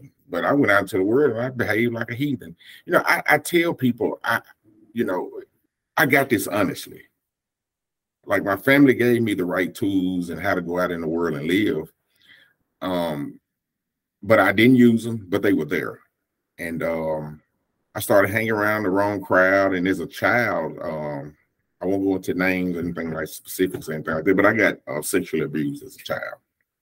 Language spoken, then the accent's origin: English; Jackson, United States; I was born here in Jackson, and I was raised in a Pentecostal church to begin